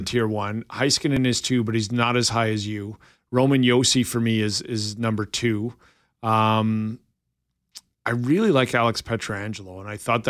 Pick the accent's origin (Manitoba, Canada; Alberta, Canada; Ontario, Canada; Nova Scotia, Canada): Manitoba, Canada; Winnipeg; Before I begin this, I'm from Winnipeg.